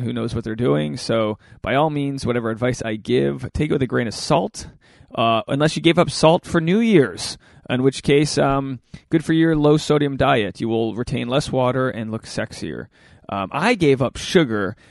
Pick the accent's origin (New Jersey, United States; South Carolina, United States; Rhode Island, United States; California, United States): Rhode Island, United States; now in Los Angeles, United States; I'm from Rhode Island. I'm from a nice, humble state of Rhode Island where nobody's cool.